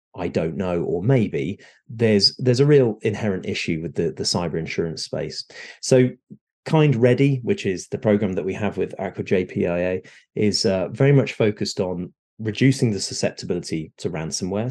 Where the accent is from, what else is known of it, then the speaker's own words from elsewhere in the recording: United Kingdom; moved away as an adult; now in Southern California, United States; I am a Brit that has recently moved over to the shores of the US. So I'm here in Southern California.